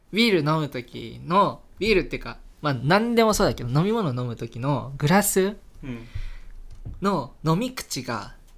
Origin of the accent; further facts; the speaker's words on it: Hokkaido, Japan; moved away; 私の生まれ育った地でうんあの北海道生まれなんですけど